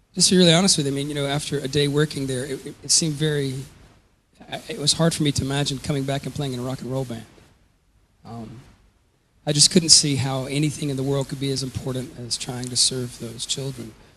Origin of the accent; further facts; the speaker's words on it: Georgia, United States; moved away as an adult; also born or lived in Louisville, Kentucky / Atlanta, Georgia; I was born in Louisville, Kentucky, and I grew up in um, South Georgia and um, then in the Atlanta area of Georgia